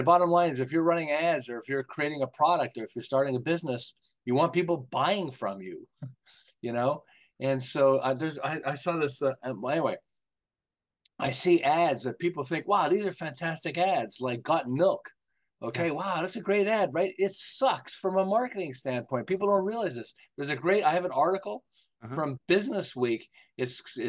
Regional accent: Montreal, Quebec, Canada; now in Southern California, United States; I'm originally from Montreal. I live in Southern California now

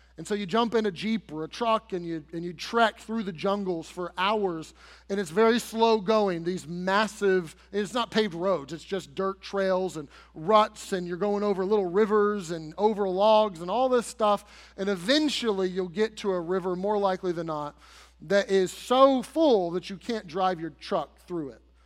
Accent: United States; as American citizens

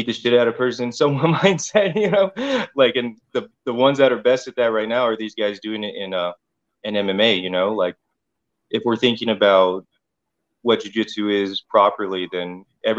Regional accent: Riverside, California, United States; I'm from Riverside, born and raised

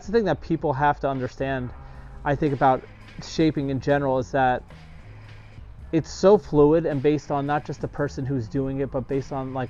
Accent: New York, United States; I'm a New Yorker

